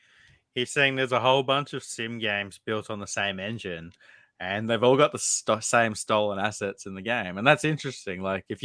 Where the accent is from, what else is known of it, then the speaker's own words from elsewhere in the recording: Canada; I'm Canadian.